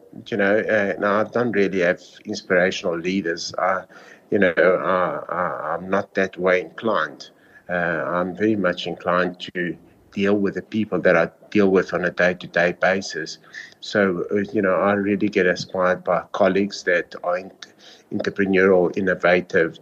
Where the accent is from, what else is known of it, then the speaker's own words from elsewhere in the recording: South Africa; I am South African